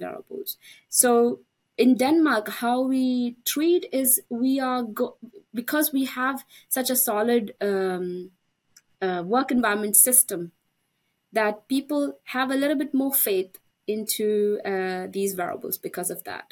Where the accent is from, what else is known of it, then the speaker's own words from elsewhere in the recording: India; moved away; I'm Indian. That's my home country.